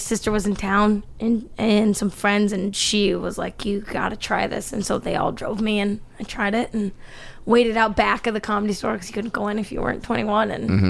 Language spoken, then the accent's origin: English; Tigard, Oregon, United States; moved away as an adult; also born or lived in San Diego; now in Los Angeles, United States; I grew up in Tigard and then I went to San Diego State